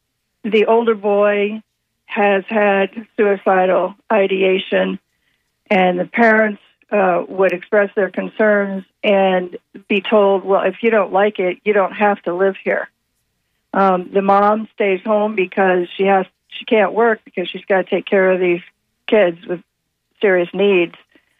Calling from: Lutz, Florida, United States; Hi, Hi, it's … from Lutz.

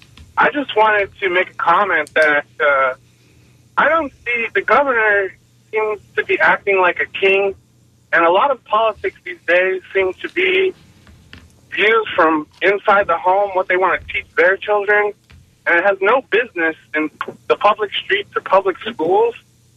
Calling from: Clearwater, Florida, United States; I'm from Clearwater.

